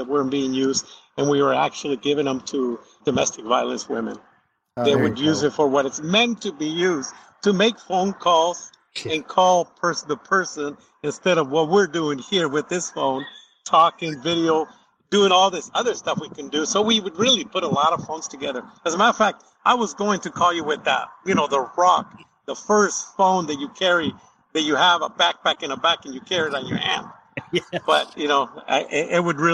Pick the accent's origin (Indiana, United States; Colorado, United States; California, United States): California, United States; moved away as an adult; now in Arizona, United States; I was raised in California and now been here for like 30 plus years in Arizona